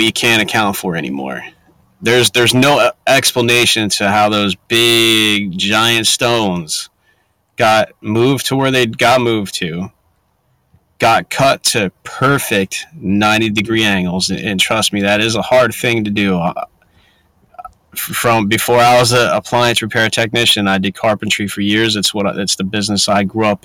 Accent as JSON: {"language": "English", "region": "New Jersey", "country": "United States", "tie": "born or raised there", "moved": "yes", "said": "I'm originally from New Jersey"}